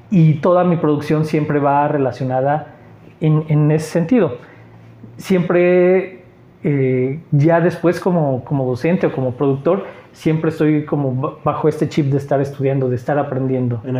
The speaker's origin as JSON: {"language": "Spanish", "region": "Mexico City", "country": "Mexico", "said": "Eh, soy chilango, sí. Llegué con el INEGI."}